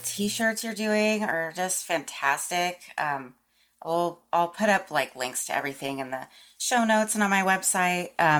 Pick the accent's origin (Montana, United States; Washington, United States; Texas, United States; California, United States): Texas, United States; Austin; born or raised there; moved away